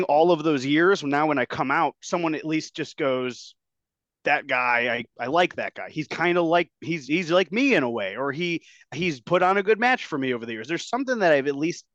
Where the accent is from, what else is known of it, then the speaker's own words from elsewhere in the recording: Berwyn, Illinois, United States; also born or lived in Oak Lawn, Illinois; I grew up in Berwyn, but I kind of moved to like Oak Lawn towards like, I guess you could say the tail end of like junior high, and I went to high school out in this area.